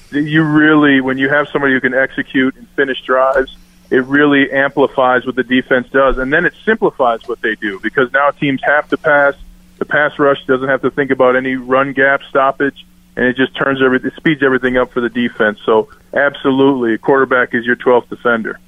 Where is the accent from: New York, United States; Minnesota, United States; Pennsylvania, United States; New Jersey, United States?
Minnesota, United States; now in Denver, United States; I'm from Minnesota